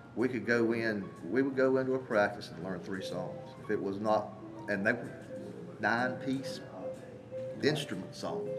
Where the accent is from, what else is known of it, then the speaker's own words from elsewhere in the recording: Charlotte, North Carolina, United States; also born or lived in Marion, North Carolina; we moved from Charlotte, North Carolina, to Marion, North Carolina